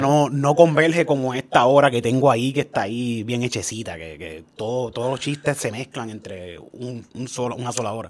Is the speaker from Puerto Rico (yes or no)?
yes; Cayey, Puerto Rico; yo soy de Calle, y yo soy un jibarito full de Calle